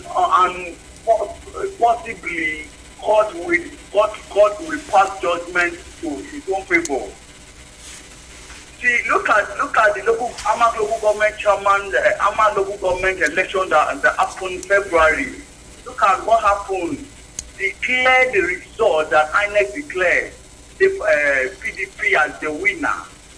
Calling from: Abuja, Federal Capital Territory, Nigeria; I'm calling from Apo.

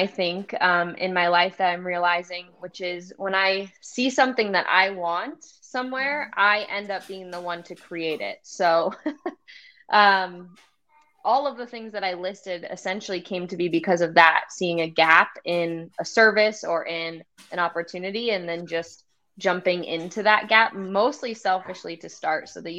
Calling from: Bloomington, Illinois, United States; I'm coming live from Bloomington, Normal, Illinois.

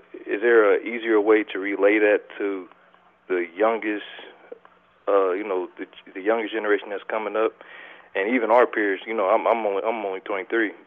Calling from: Omaha, Nebraska, United States; I'm calling from Omaha, Nebraska.

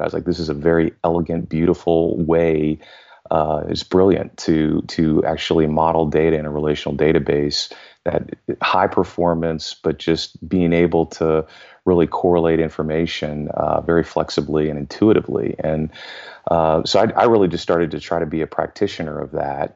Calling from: suburbs of Washington, D.C., in Virginia, United States; I am calling in from the suburbs of Washington, D C, in Virginia

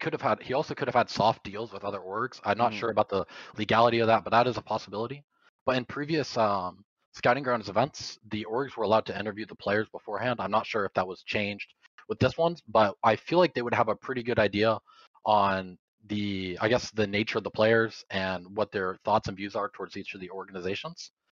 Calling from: Estero, Florida, United States; I'm calling from Estero, Florida.

